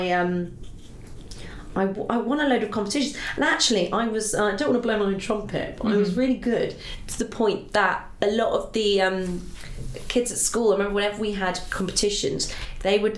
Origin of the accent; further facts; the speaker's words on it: Somerset, South West England, United Kingdom; I grew up in Somerset, and we'd go to Bath for special occasions